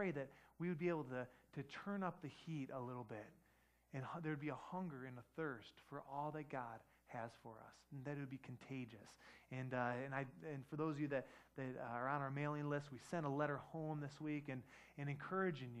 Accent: Detroit, Michigan, United States; I grew up in Detroit

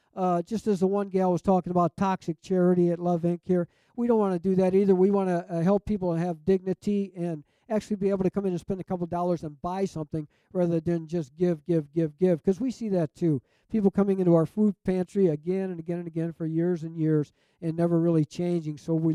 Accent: Detroit, Michigan, United States; moved away as an adult; now in Muskegon, United States; I grew up in Detroit. I was a child of the 60s.

